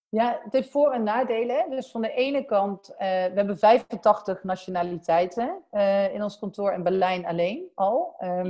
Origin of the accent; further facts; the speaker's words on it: Sint-Michielsgestel, near Den Bosch, North Brabant, Netherlands; accent: soft G (Brabant); mijn zachte G zal wel waarschijnlijk al weggeven dat ik uit, eh, Brabant kom. Ehm, eh, opgegroeid, eh, in Sint Hugo Schestel, vlakbij, eh, Den Bosch